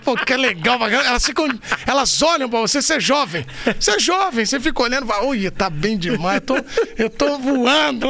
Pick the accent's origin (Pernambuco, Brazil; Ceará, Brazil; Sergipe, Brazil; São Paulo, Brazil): São Paulo, Brazil; eu nasci em São Paulo, né? Aqui na, eu nasci na Vila Maria, na Zona Norte. E eu fiquei lá até uns 4, 5, 6 anos, 5, 6 anos, na verdade, porque aí eu mudei pro Ipiranga, onde eu fiquei a vida toda quase